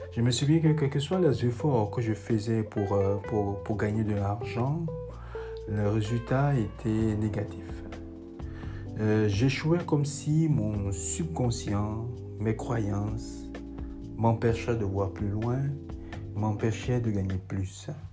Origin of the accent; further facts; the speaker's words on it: Lyon, Auvergne-Rhône-Alpes, France; moved away as an adult; now in United States; Je suis de Lyon, euh, vieux aux États-Unis euh, depuis plus, euh, de 5 ans